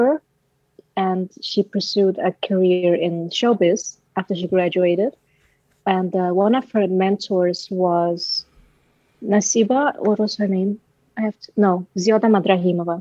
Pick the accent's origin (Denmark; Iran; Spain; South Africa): Denmark; Aalborg, North Denmark Region; English is a second language; now in Copenhagen, Denmark; I'm from Denmark, right? I was born and raised in Denmark